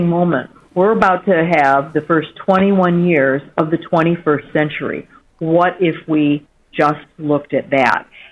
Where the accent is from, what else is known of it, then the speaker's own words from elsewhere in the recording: Michigan, United States; my home state of Michigan.